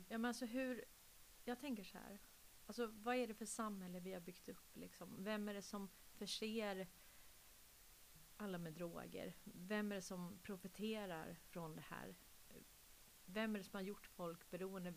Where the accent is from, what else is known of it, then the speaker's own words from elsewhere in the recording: Sweden; nu är jag ju adopterad från Sverige